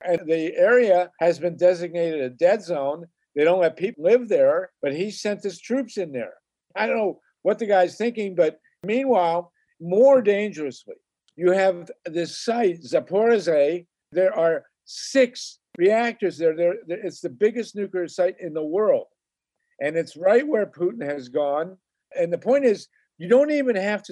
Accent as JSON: {"language": "English", "town": "Boston", "region": "Massachusetts", "country": "United States", "tie": "born or raised there", "said": "I was born in Boston"}